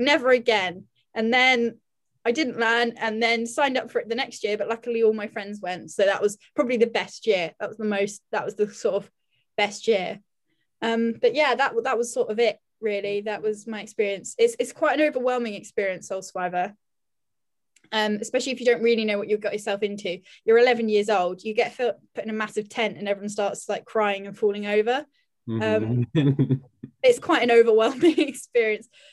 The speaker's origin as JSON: {"language": "English", "country": "United Kingdom"}